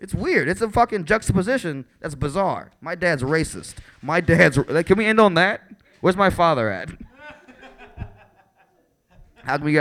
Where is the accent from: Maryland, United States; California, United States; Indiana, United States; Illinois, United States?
Illinois, United States; Chicago; I'm from the South Side of Chicago.